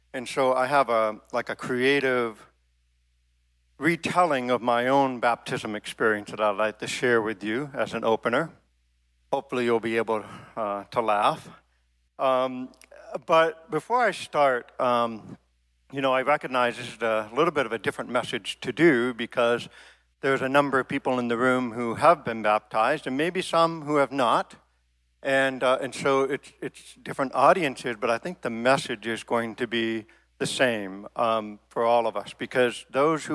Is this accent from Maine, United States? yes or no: yes; Maine, United States; I grew up in Maine